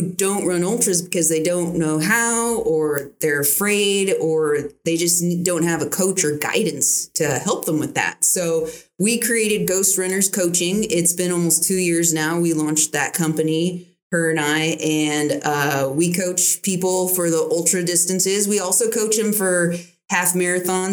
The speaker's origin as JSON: {"language": "English", "town": "Oceanside", "region": "California", "country": "United States", "tie": "born or raised there", "said": "I grew up in Oceanside, so I'm still connected with a lot of my childhood friends"}